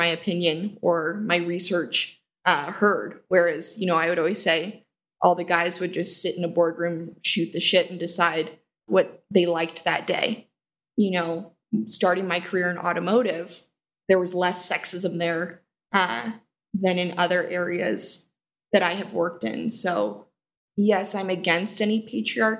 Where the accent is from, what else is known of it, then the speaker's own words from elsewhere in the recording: Park City, Utah, United States; moved away as an adult; now in Denver, United States; born and raised there